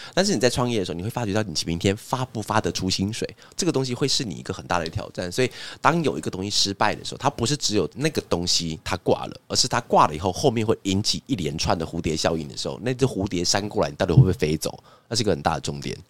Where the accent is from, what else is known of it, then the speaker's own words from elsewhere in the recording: Taiwan; 因为我们是台湾人